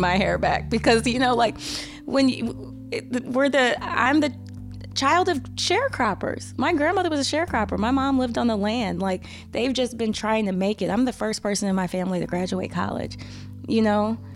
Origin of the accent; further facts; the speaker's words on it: St. Louis, Missouri, United States; also born or lived in Arkansas / Tennessee / Flint, Michigan / Ohio; worked in my hometown, Saint Louis for two contracts